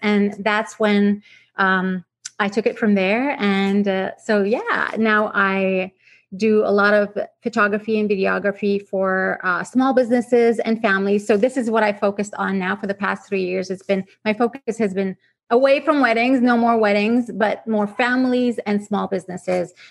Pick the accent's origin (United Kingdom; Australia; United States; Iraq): Iraq; English is a second language; moved away as an adult; also born or lived in Vancouver, Canada; now in Canada; I grew up in Iraq, so I spent uh, the majority of my time um, as a child over there